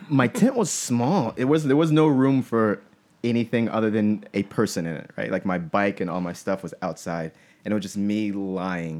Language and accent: English; Pensacola, Florida, United States; moved away as an adult; I grew up in Pensacola, Florida